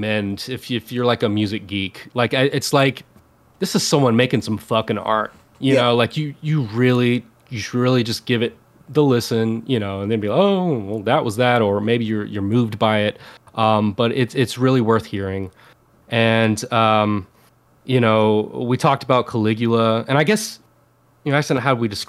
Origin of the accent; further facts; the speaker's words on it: the Bible Belt, United States; I grew up in the Bible Belt, raised by my grandparents, and my grandfather was a pastor